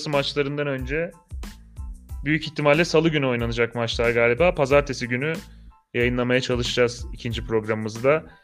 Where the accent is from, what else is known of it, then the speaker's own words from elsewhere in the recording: Malatya, Turkey; Malatya'dan tanıdıklar yok da takip ediyorum düzenli olarak memleketimin takımı diye.